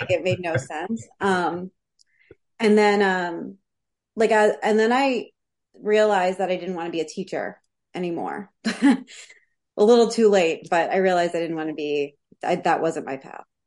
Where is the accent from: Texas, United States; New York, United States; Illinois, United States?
New York, United States; New York City; I'm from Queens, New York. So I was born in Whitestone, Queens